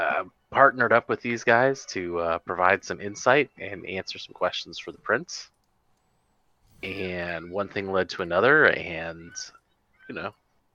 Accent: Chicago, Illinois, United States; No, I'm from Chicago.

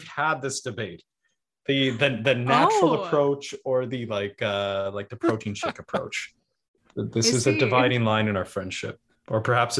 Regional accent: Vancouver, British Columbia, Canada; now in Surrey, Canada; I grew up in East Vancouver, so I guess pretty close to downtown.

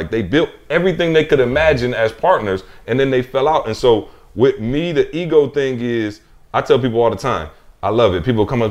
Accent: Lansing, Michigan, United States; I'm from Lansing, Michigan, bro. We don't have nothing like that.

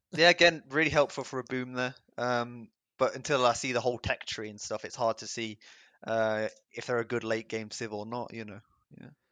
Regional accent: England, United Kingdom; I'm from England.

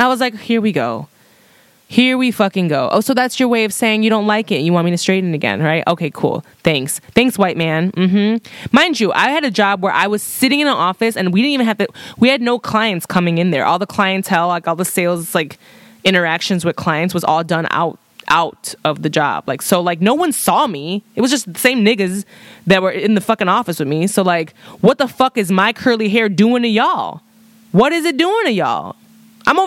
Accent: Chicago, Illinois, United States; I'm from Chicago.

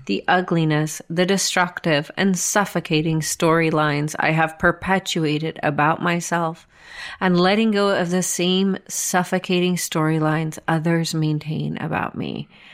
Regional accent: Marietta, Georgia, United States; I'm from Marietta

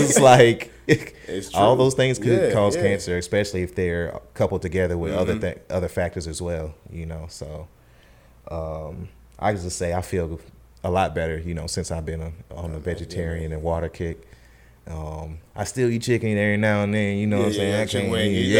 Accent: the South, United States; And it definitely was hard for me to transition because, you know, I'm from the South.

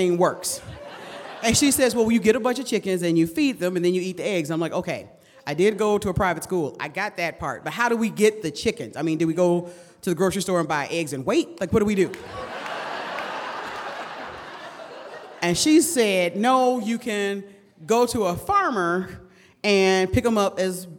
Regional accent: Detroit, Michigan, United States; I was raised in Detroit in the 70s and the 80s when it mattered

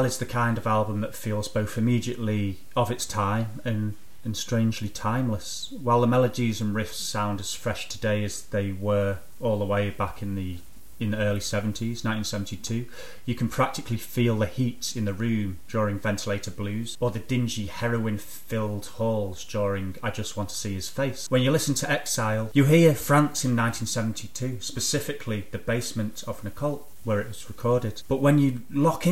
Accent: England, United Kingdom; I'm from England myself

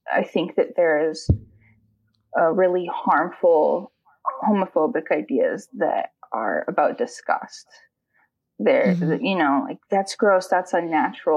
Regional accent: San Antonio, Texas, United States; I grew up in San Antonio, Texas

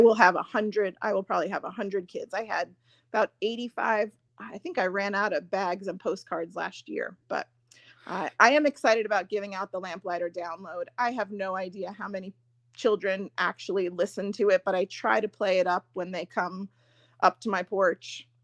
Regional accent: Long Island, New York, United States; moved away as an adult; also born or lived in Virginia; I grew up in New York. I grew up on Long Island

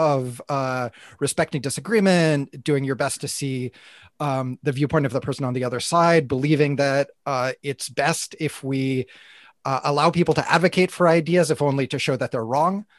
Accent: United States; moved away; I'm from the U S, I'm not Canadian

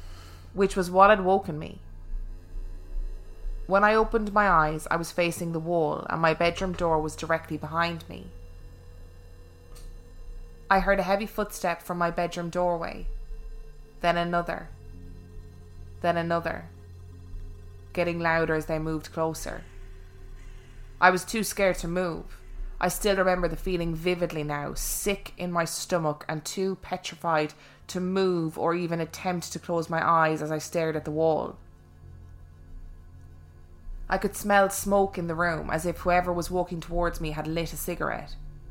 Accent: South East England, United Kingdom; When I was about 12 years old, I grew up on the Sussex coast in a usual house with my mum and my younger sister

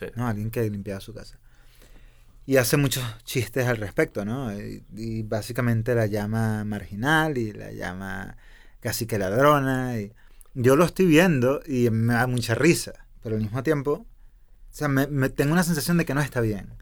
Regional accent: Venezuela; yo soy venezolano

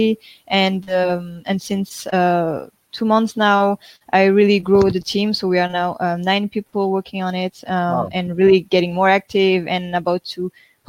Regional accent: France; moved away; we are from France, so we were living in France at this time

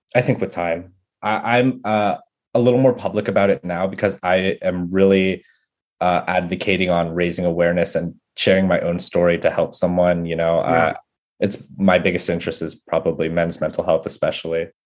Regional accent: San Jose, California, United States; moved away as an adult; now in New York, United States; growing up in the Bay Area

